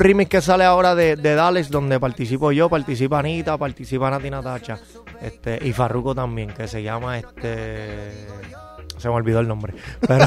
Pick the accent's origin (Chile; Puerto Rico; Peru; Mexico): Puerto Rico; moved away as an adult; now in Miami, United States; Sí, yo soy boricua, pero boricua es puertorriqueño. Soy, de Puerto Rico, pero vivo en Miami